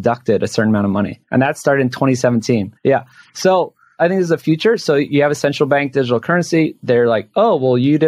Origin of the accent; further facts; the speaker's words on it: Hawaii, United States; moved away; I'm from Hawaii. I go back often